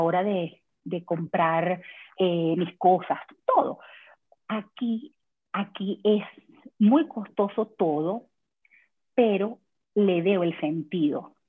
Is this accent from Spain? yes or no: no; Venezuela; moved away as an adult; now in Canada; yo vengo de Venezuela.